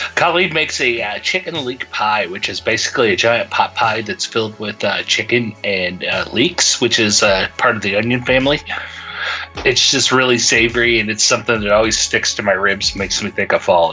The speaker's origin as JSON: {"language": "English", "region": "Indiana", "country": "United States", "said": "I'm from Indiana"}